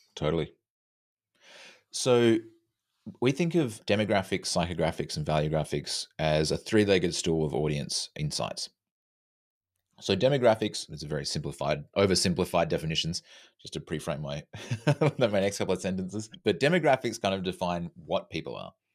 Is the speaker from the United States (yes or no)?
no; Australia; now in Vancouver, Canada; I'm from Australia, living in Canada.